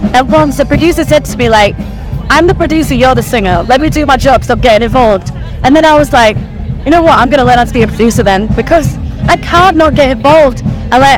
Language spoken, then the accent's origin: English; Barnsley, Yorkshire and the Humber, United Kingdom; Well, I grew up in Barnsley. I still live in Barnsley.